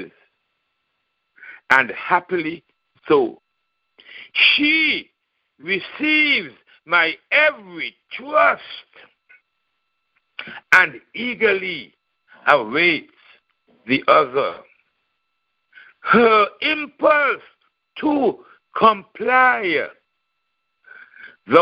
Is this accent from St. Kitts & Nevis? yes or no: yes; St. Kitts & Nevis; now in Raleigh, United States; I'm from St. Kitts, Nevis in the Caribbean, Eastern Caribbean